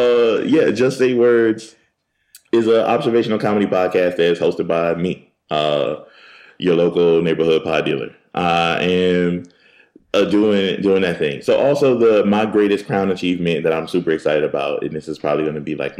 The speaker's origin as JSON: {"language": "English", "town": "Philadelphia", "region": "Pennsylvania", "country": "United States", "said": "Oh, I'm from Philly."}